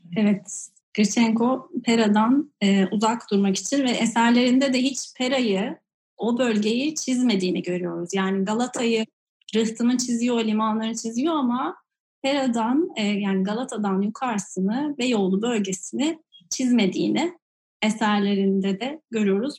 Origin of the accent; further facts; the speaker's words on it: Istanbul, Turkey; ben de Fatih Yavuz Selim'de e, Nohuta'da sofa, bir ahşap evde doğdum